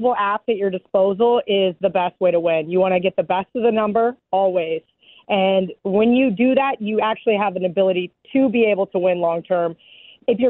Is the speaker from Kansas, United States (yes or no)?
yes; Kansas, United States; born or raised there; moved away as an adult; now in Las Vegas, United States